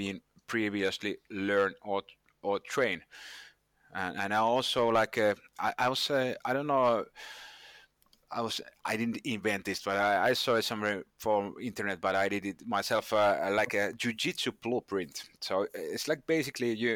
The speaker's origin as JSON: {"language": "English", "country": "Finland", "said": "I'm from Finland, and in Finland we obey the rules"}